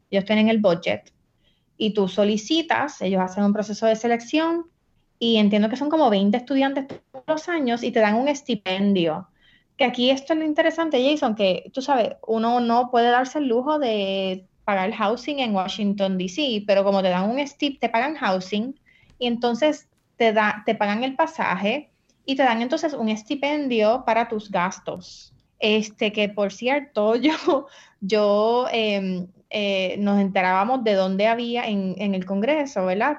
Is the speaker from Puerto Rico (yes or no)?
yes; San Juan, Puerto Rico; also born or lived in Barranquitas / Naranjito; mis papás me criaron en San Juan